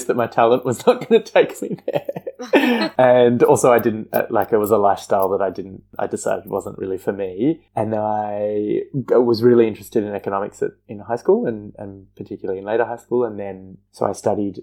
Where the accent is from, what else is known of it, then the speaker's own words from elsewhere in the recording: Perth, Western Australia, Australia; moved away as an adult; now in Melbourne, Australia; I moved to Melbourne from Perth, where I'd grown up and trained